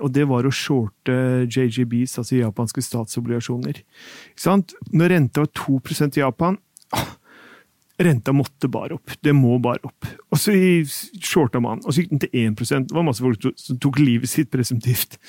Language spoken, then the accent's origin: Norwegian; Norway